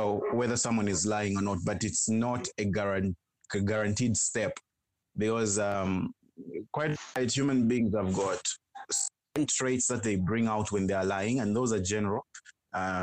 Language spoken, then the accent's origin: English; Zambia; I am from Zambia